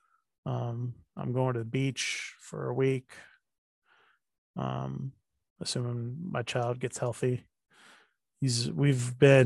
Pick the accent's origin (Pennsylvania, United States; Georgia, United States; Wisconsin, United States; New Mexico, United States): Georgia, United States; Athens; when I was growing up in Athens